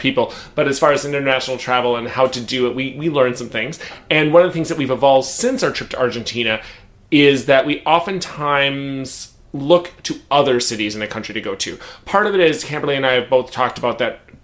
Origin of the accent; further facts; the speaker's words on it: United States; as an American